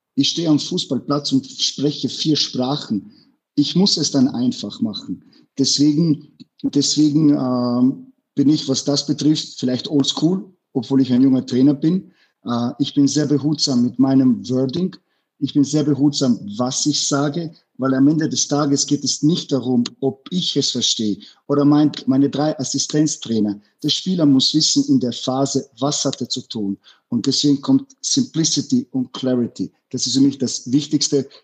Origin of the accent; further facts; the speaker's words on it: Innsbruck, Tyrol, Austria; German is a second language; moved away as an adult; now in Bruges, Belgium; ich bin aufgewachsen in Innsbruck.